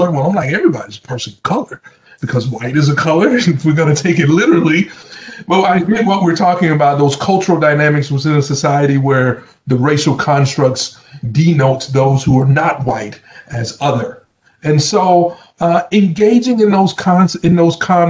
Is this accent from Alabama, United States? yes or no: yes; Southern Alabama, United States; moved away; also born or lived in Atlanta, Georgia; I'm from Southern Alabama